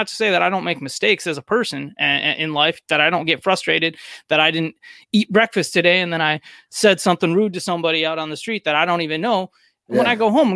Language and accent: English; United States; also born or lived in Missouri; growing up in America